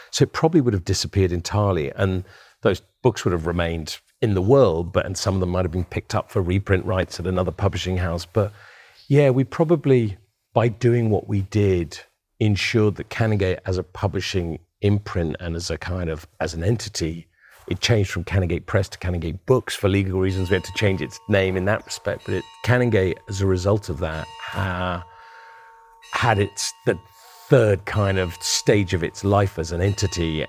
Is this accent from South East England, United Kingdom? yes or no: yes; Winchester, South East England, United Kingdom; the house I grew up in outside of Winchester